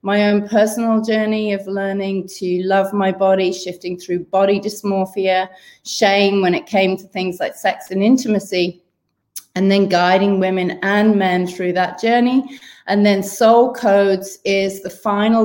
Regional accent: Wales, United Kingdom; moved away as an adult; now in Sydney, Australia; originally from the UK, growing up in Wales

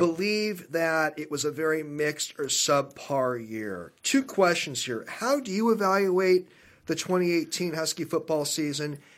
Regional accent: Seattle, Washington, United States; growing up in Seattle in the eighties

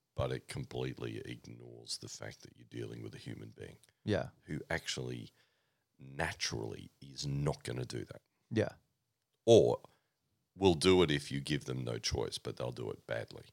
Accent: Oxford, South East England, United Kingdom; now in Australia; born, born in Oxford, uh, to my parents.

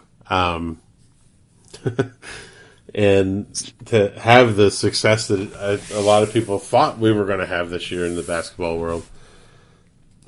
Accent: West Virginia, United States; I'm from West Virginia

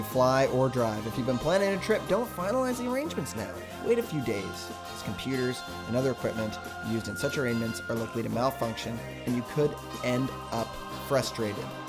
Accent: Vancouver, British Columbia, Canada; we're from Vancouver

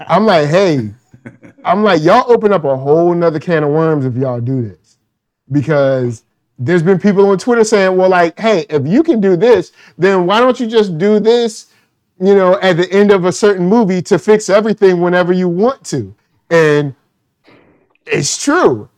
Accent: Virginia, United States; I grew up in Virginia

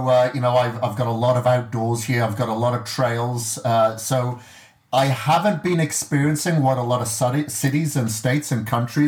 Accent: Wales, United Kingdom; I grew up in Wales and I grew up on a farm

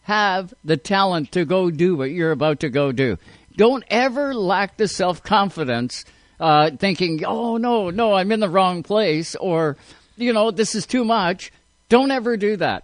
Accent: Canada; we're Canadian.

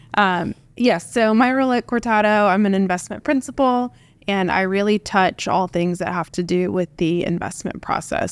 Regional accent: Tecumseh, Oklahoma, United States; I am uh, Oklahoman born and raised. I grew up in Tecumseh, which is a town of, I think, about 8,000 when I was there.

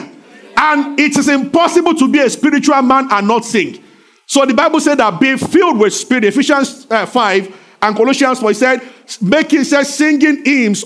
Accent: Abeokuta, Ogun State, Nigeria; I grew up in Abeokuta because it's a rocky city.

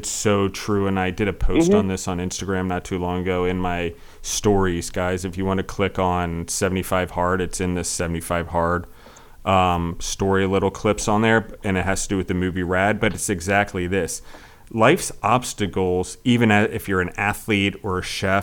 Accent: United States

